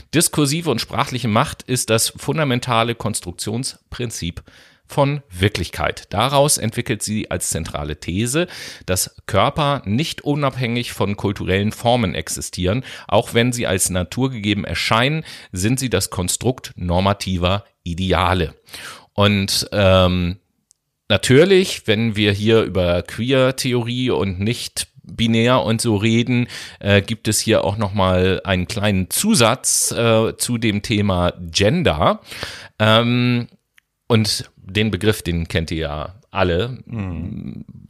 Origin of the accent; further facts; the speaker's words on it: Germany; bei uns in Deutschland